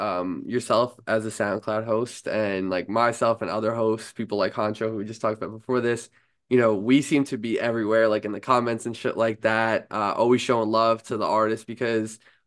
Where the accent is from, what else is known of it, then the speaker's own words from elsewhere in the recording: New York, United States; I'm a New Yorker myself